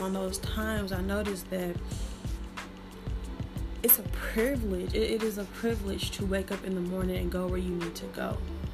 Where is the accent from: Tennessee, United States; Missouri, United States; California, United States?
Missouri, United States; St. Louis; accent: St. Louis; I'm from St. Louis. So if you hear my R's real good, that's St. Louis